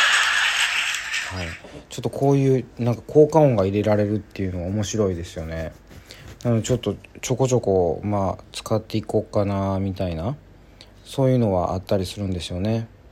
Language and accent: Japanese; Kansai, Japan; 関西人なんでね